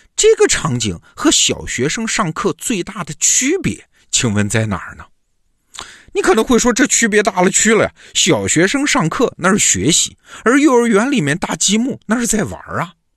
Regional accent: China; 我们中国人

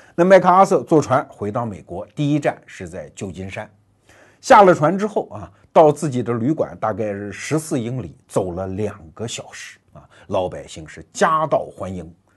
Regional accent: China; 我们中国人

